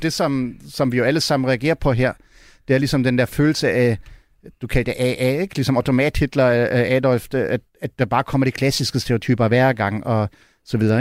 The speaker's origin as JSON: {"language": "Danish", "region": "Berlin", "country": "Germany", "tie": "born or raised there", "second_language": "Danish", "moved": "yes", "lives_now": "Denmark", "said": "jeg voksede op i Vestberlin"}